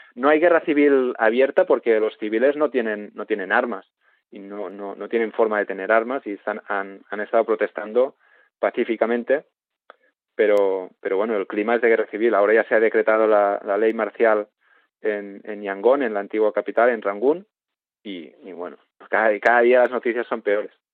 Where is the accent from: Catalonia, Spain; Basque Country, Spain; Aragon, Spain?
Catalonia, Spain; Sant Feliu de Codines; mi pueblo, en San Florido de Cudinas